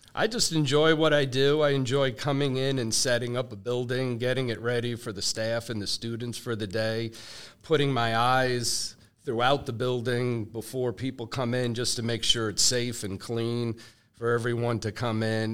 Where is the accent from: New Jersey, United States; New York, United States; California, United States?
New Jersey, United States; moved away as an adult; also born or lived in Raleigh, North Carolina; I was born and raised in New, in New Jersey.